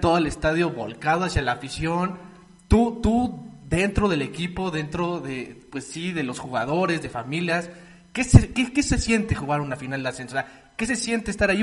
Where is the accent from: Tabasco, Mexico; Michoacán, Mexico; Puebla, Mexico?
Puebla, Mexico; nosotros que somos eh, pues de Puebla